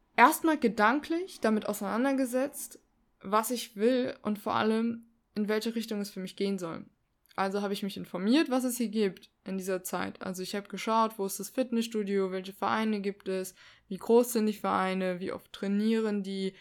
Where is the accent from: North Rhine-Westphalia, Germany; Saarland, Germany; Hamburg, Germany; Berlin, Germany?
Saarland, Germany; ich komme aus dem Saarland